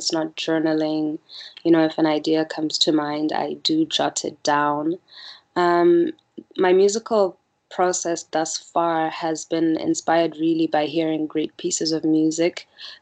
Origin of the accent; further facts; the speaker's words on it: Botswana; also born or lived in Malaysia; I'm born and bred in Botswana